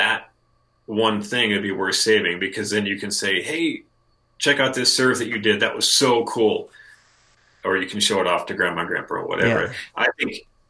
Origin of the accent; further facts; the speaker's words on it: Lincoln, Nebraska, United States; We're both from Lincoln, Nebraska. I live in Lincoln